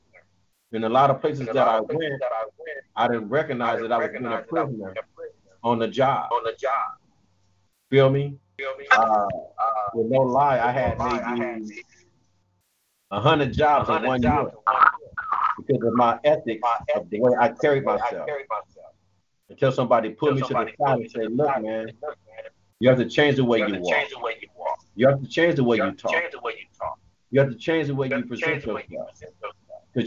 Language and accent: English; United States; I'm American. Period. No matter what they say, I'm born in America.